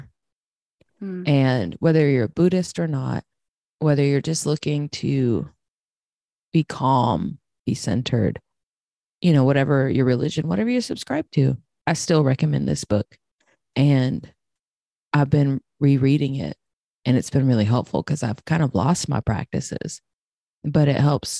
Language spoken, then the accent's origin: English; Texas, United States; now in Los Angeles, United States; growing up in Texas